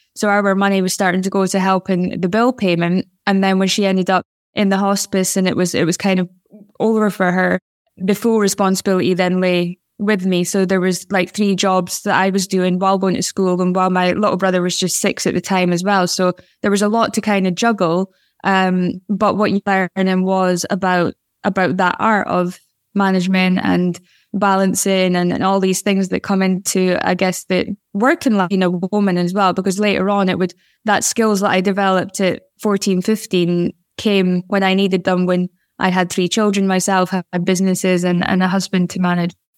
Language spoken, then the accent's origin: English; Aberdeen, Scotland, United Kingdom; I'm a woman who was growing up in Aberdeen